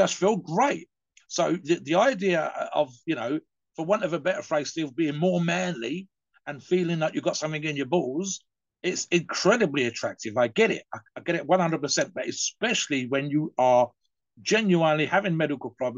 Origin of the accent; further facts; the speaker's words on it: United Kingdom; I'm British